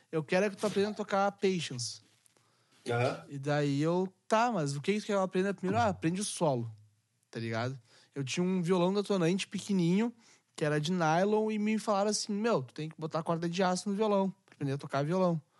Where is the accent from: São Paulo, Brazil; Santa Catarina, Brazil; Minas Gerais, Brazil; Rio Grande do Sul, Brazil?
Rio Grande do Sul, Brazil; Canoas; eu sou do Rio Grande do Sul. Capital. Sou de Porto uhum. Alegre, tá ligado? E Porto Alegre não, Canoas, do lado de Porto Alegre.